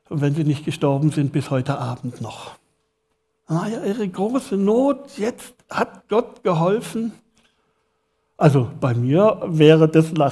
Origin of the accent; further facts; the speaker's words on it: Villingen, Baden-Württemberg, Germany; Ich bin in Villingen geboren ich bin Schwarzwälder.